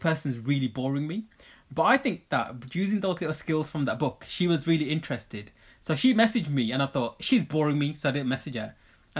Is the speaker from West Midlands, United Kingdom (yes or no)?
yes; Birmingham, West Midlands, United Kingdom; I'm from Birmingham. We used to say that we're from Birmingham in that intro.